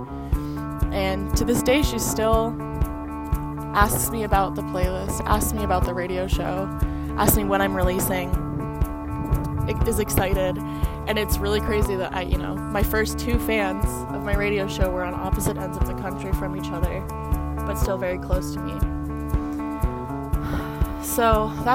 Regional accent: California, United States; moved away; I'm from California.

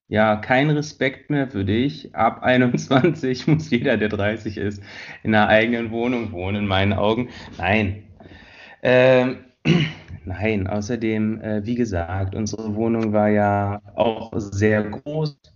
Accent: Tempelhof, Berlin, Germany; also born or lived in Friedrichshain; Ursprünglich bin ich aus Tempelhof, also aufgewachsen.

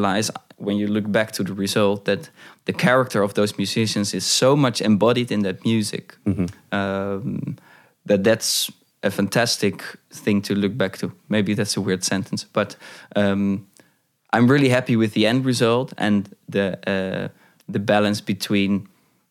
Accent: Hoorn, North Holland, Netherlands; I have one mentor from my hometown, Horen

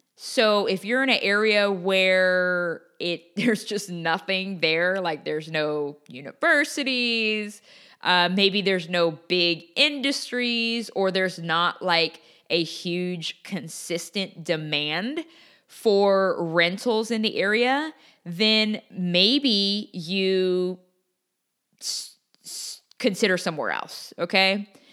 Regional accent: Portland, Oregon, United States; also born or lived in Los Angeles, California; now in Texas, United States; my hometown, Portland, Oregon

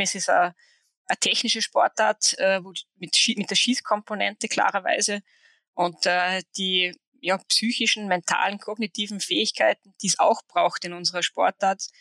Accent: Saalfelden, Salzburg, Austria; also born or lived in Hochfilzen / Switzerland; in Saalfelden, also meinem Heimatort am Skigymnasium

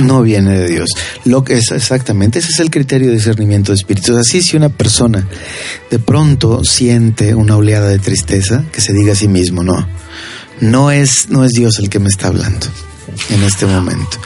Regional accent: Tamazunchale, San Luis Potosí, Mexico; Yo recuerdo mi niñez, por ejemplo, en Tamasunchale

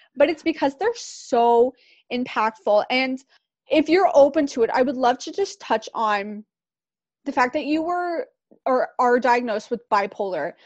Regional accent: Pickering, Ontario, Canada; we both grew up in Durham region. I grew up in Pickering.

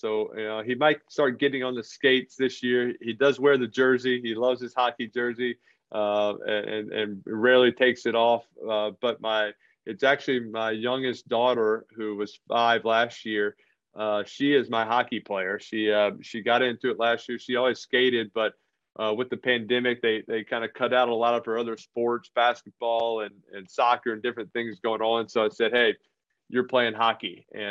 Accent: New Orleans, Louisiana, United States; moved away as an adult; also born or lived in Northeast US; now in Northeast, United States; I grew up in New Orleans, not a whole lot of hockey going on

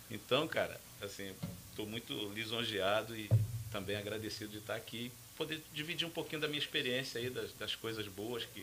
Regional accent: Maceió, Alagoas, Brazil; born there; É, cara, eu sou alagoano, né? Eu nasci em Maceió e por, por questões até de, acho que de mudança, é, eu sou um retirante mais moderno, né?

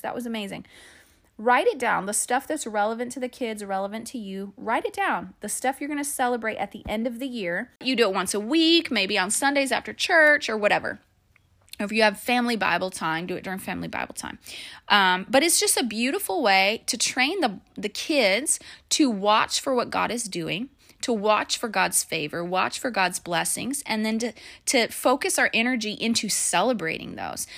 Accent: Phoenix, Arizona, United States; moved away; I'm from Phoenix. And so it all happened in Phoenix, in my hometown, where I graduated from high school.

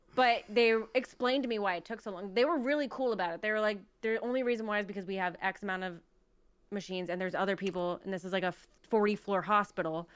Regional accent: United States; We're American

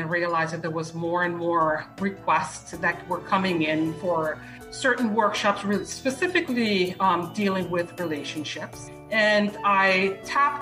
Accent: Suriname; first language Dutch; English is a second language; moved away as an adult; now in South Florida, United States; I grew up in Suriname, which is in South America, used to be Dutch Guyana. So my native language is actually Dutch.

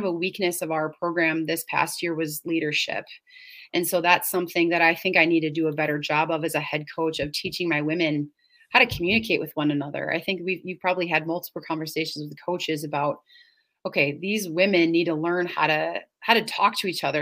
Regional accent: suburbs of Chicago, Illinois, United States; now in Stevens Point, United States; I grew up in Illinois. I grew up in the suburbs of Chicago

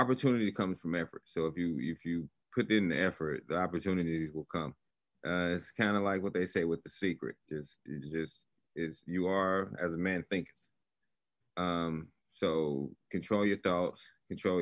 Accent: Chicago, Illinois, United States; I came up, I was born in Chicago, Illinois

